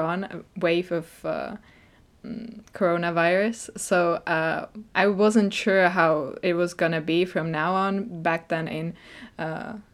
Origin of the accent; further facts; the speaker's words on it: Czechia; moved away; Czech Republic